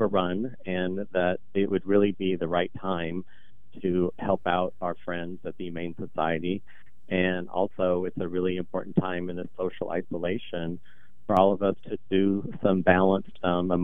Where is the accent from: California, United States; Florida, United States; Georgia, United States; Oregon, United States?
Oregon, United States; Portland; I'm born and raised here in Portland. I'm the youngest of 8 with deep North Portland roots.